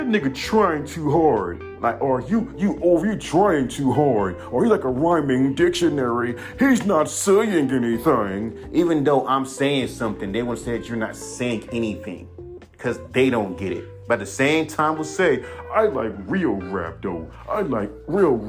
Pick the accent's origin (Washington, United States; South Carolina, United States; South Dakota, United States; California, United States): California, United States; I'm a Cali nigga. I'm from California.